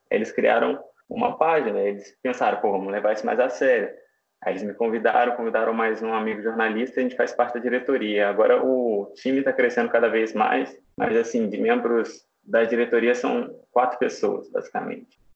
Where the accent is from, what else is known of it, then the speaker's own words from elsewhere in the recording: São João del Rei, Minas Gerais, Brazil; now in Belo Horizonte, Brazil; sou natural de São João del Rei, interior sul de Minas, mas moro em Belo Horizonte.